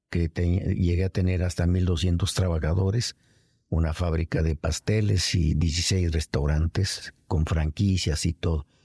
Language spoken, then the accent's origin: Spanish; Naples, Campania, Italy; moved away as an adult; now in Mexico City, Mexico; yo soy nacido en, en Italia, en Nápoles.